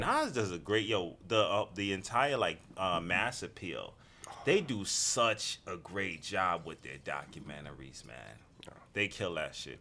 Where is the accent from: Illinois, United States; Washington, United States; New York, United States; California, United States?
New York, United States; New York City; growing up in the Bronx at that time